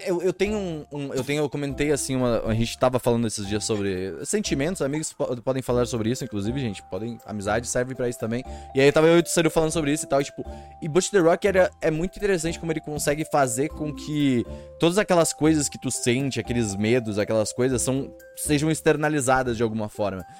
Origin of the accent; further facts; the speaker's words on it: Brazil; eu não sou de São Paulo, não sou do, dos grandes centros, sabe? Tipo, eu sou bem do interior, na verdade